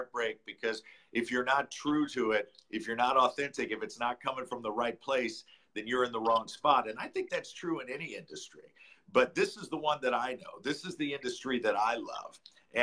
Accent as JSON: {"language": "English", "town": "St. Louis", "region": "Missouri", "country": "United States", "tie": "born or raised there", "said": "I grew up in St. Louis"}